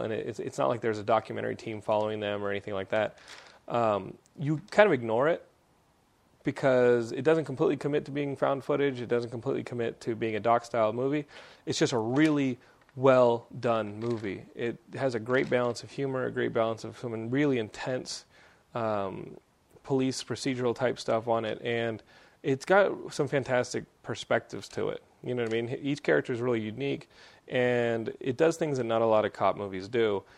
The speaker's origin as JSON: {"language": "English", "region": "Texas", "country": "United States", "accent": "Texan", "said": "my Texan accent"}